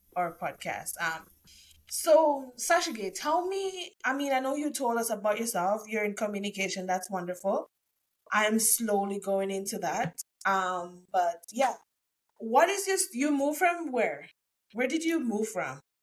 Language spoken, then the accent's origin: English; Jamaica; moved away as an adult; now in Canada; I'm from Jamaica too